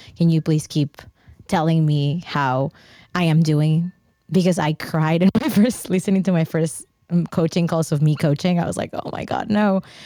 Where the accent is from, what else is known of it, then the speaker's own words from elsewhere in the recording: Mexico; I grew up in Mexico